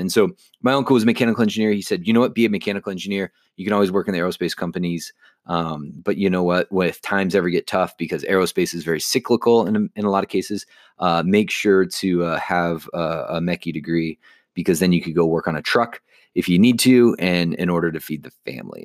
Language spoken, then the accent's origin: English; Chicago, Illinois, United States; I grew up just in the Chicagoland area